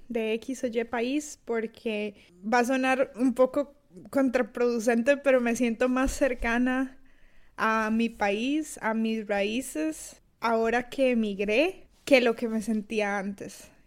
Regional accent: Costa Rica; accent: Costa Rican; moved away as an adult; now in Tallinn, Estonia; Yo soy de Costa Rica, de ahí mi acento. Y bueno, yo emigré a Estonia hace ya casi dos años. Eh, actualmente vivo en Tallinn.

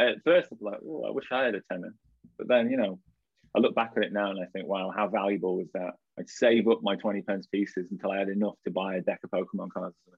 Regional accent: Blackpool, North West England, United Kingdom; also born or lived in Liverpool; I grew up in Blackpool, and for anyone that doesn't know, that's the northwest of England

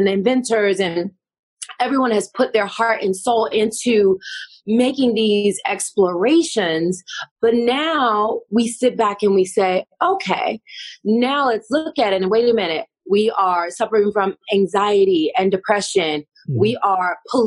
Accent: Tennessee, United States; moved away as an adult; now in California, United States; I'm from the South. I'm from Tennessee, first of all. I'm a Southern girl. I'm living in Cali now

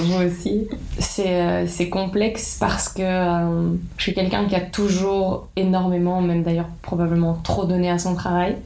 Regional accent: Liège, Wallonia, Belgium; je suis née à Liège, en Wallonie

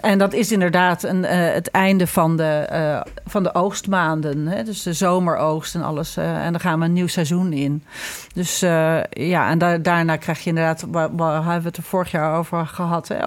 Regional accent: Ireland; now in Netherlands; ik groeide natuurlijk op in Ierland met Halloween

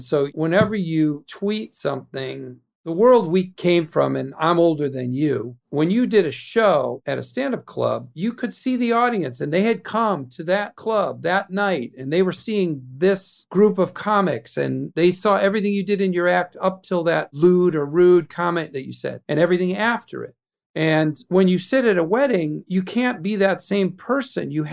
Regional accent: Illinois, United States; moved away as an adult; also born or lived in New York; I spent all my life in Illinois till I was 25 years old, and I moved to New York for Saturday Night Live

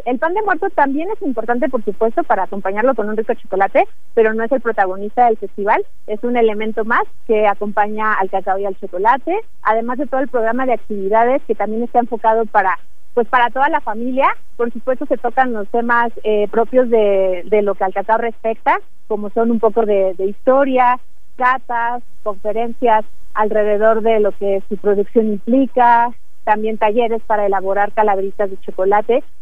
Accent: Mexico; para nosotros como mexicanos

